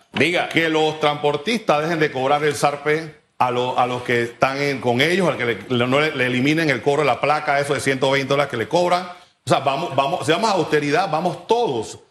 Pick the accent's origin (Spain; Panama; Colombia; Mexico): Panama; como panameño, como persona eh, igual que cualquier otro de la clase media